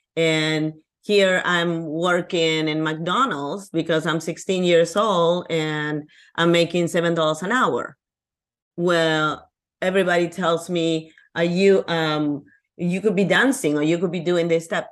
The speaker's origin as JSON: {"language": "English", "region": "Lima", "country": "Peru", "second_language": "English", "moved": "yes", "lives_now": "United States", "said": "I'm from Peru, Lima, Peru, in South America."}